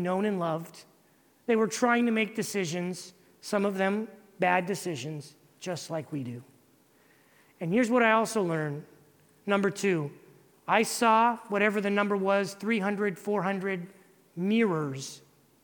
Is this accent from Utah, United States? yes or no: no; California, United States; moved away as an adult; now in Dominican Republic; I'm originally from California.